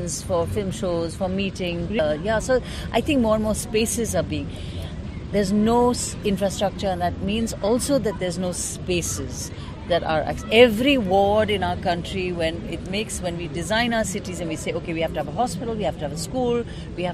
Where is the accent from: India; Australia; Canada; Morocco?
India; being an Indian